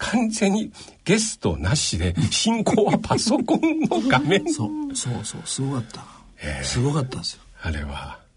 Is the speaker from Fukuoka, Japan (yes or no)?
yes; Fukuoka, Japan; born there; 僕はね、福岡です。